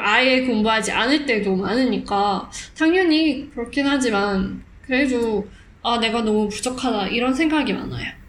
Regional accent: South Africa; first language Afrikaans; Korean is a second language; now in Singapore; 저는 남아공에서 태어났지만 어, 해외에서 많이 살던

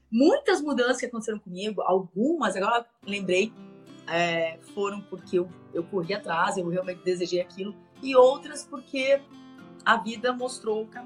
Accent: Francisco Beltrão, Paraná, Brazil; moved away as an adult; also born or lived in Palmas, Tocantins / São Paulo / Sunny Isles Beach, Florida; now in Santa Monica, United States; na cidade de Francisco Beltrão, no Paraná. Morei por muitos anos lá.

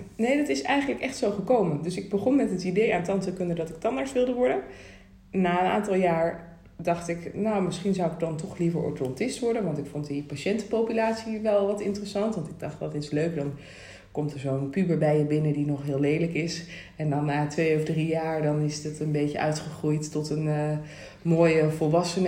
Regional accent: Rosmalen, North Brabant, Netherlands; ik ben opgegroeid in Rosmalen bij Den Bosch. Dus echt van de Brabantse gezelligheid

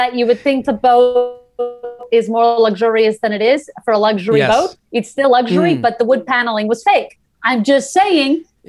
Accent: New York City, New York, United States; also born or lived in Montreal, Canada; now in Los Angeles, United States; I was born in Crown Heights, Brooklyn, New York. So the Lubavitch sect of Hasidim. And then I moved to Montreal. We lived in the same community there.

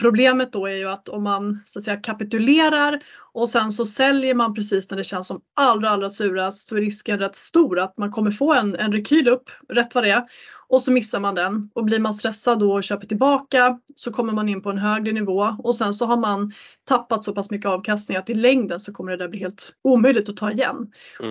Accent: Sweden; som svensk

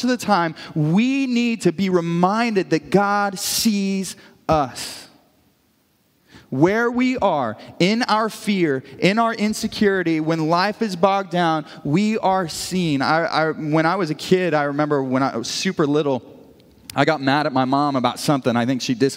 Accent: Brashear, Missouri, United States; moved away; me growing up in the metropolis of Brashear, Missouri

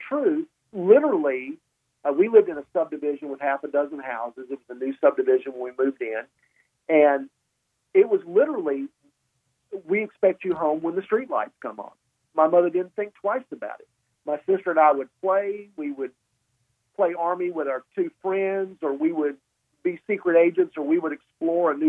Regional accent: Columbus, Mississippi, United States; I was raised in Columbus, Mississippi. My dad was Air Force. He retired when I was 10.

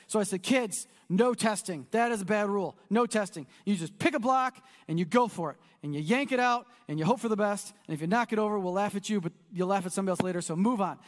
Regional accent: United States; we're American

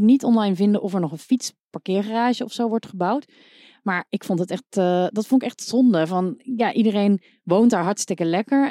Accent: North Brabant, Netherlands; Ik kom uit Brabant

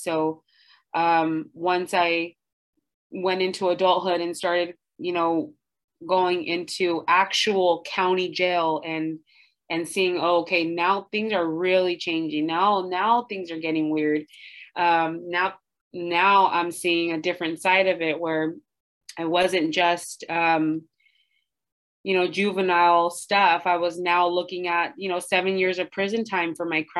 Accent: Santa Barbara, California, United States; I'm from Santa Barbara, my family's here

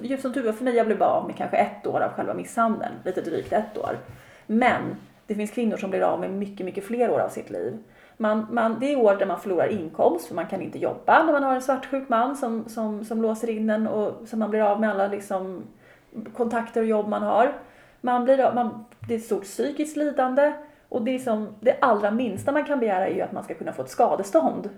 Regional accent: Sweden; moved away; also born or lived in Austria; mina kompisar hemma i Sverige

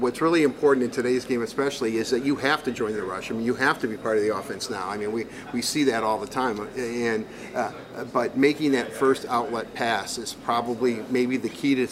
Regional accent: Detroit, Michigan, United States; being from Detroit

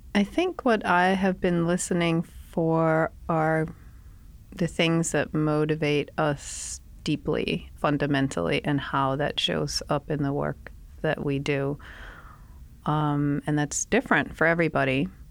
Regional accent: Denmark; moved away as an adult; now in United States; I'm from Denmark. I went to school in Denmark. My whole family is there.

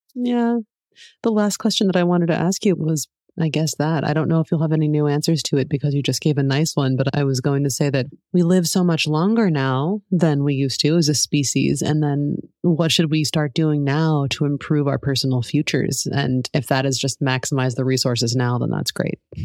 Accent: New England, United States; moved away as an adult; also born or lived in Spain; where I grew up in New England

